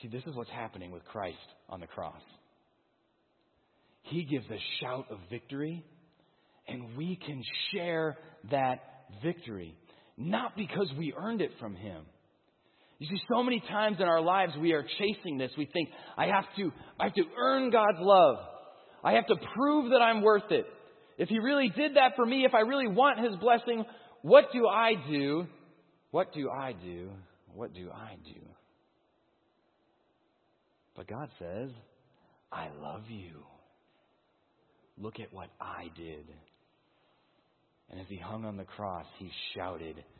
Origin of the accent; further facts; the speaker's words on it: Chicago, Illinois, United States; I'm from the Chicagoland